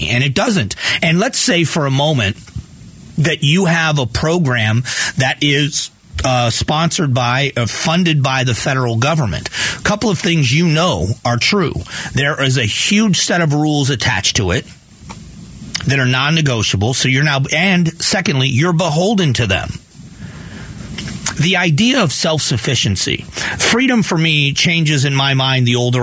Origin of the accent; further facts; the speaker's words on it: Southwest Florida, United States; also born or lived in Northeast Ohio; now in Arizona, United States; I grew up in Southwest Florida, very different from Ohio. I've lived in Arizona for 28 years